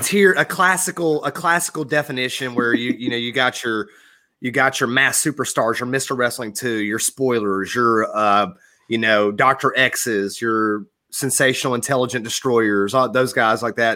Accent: Georgia, United States; growing up in Georgia in the Carolina area

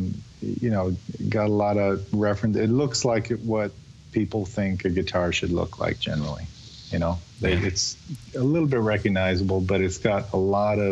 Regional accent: Chicago, Illinois, United States; now in Winston-Salem, United States; I grew up in Chicago, south side of Chicago.

